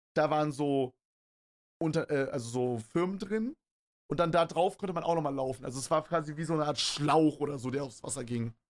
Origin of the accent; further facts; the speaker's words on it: Berlin, Germany; Bei uns in Berlin